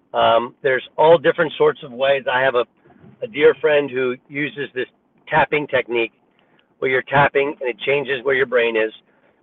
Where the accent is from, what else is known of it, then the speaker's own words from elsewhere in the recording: California, United States; I grew up in California, so people in Oklahoma don't realize that when I was in high school, I just hold the ball and get fouled